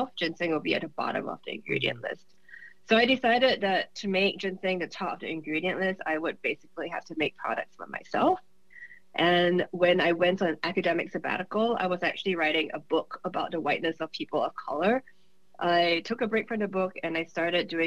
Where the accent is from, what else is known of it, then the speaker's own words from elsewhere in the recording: Singapore; moved away as an adult; also born or lived in Michigan, United States; now in United States; I'm originally from Singapore. I came to the U.S. when I was 21 to do my Ph.D.